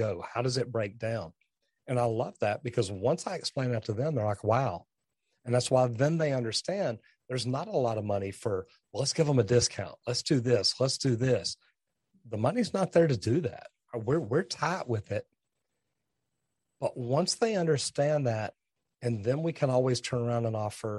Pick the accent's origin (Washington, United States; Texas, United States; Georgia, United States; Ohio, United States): Texas, United States; I'm from Texas